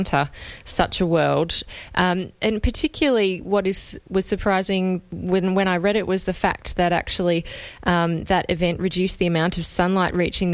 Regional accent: Australia; as an Australian

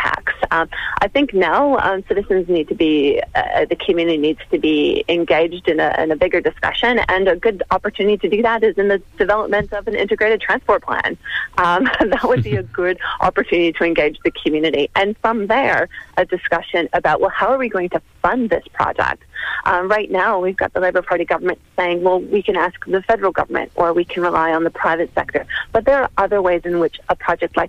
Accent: Canada; now in Melbourne, Australia; as a Canadian myself

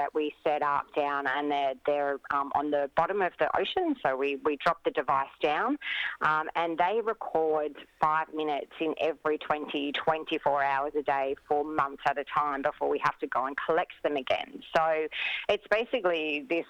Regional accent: Mornington Peninsula, Victoria, Australia; I grew up on the Mornington Peninsula

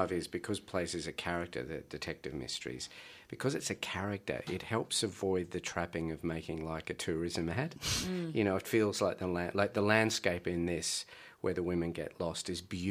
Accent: Blue Mountains, outside Sydney, New South Wales, Australia; moved away as an adult; now in Melbourne, Australia; I grew up in the Blue Mountains outside of Sydney, and I moved down here about 12 years ago

